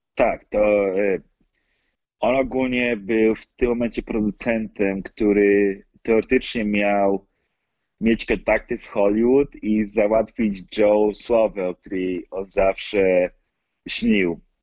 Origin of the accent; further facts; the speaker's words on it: Poland; moved away as an adult; now in United States; ja się urodziłem w Stanach, tylko że my rodzice wrócili do Polski, jak miałem może około kilka miesięcy